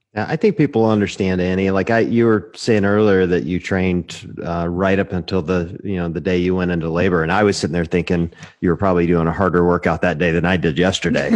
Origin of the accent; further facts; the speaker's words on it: Mississippi, United States; I was born in Mississippi